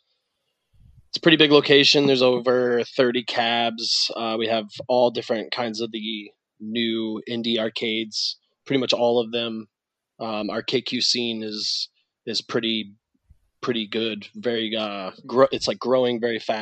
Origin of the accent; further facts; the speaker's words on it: Detroit, Michigan, United States; moved away as an adult; now in Fort Lauderdale, United States; I'm actually from just outside Detroit in Michigan.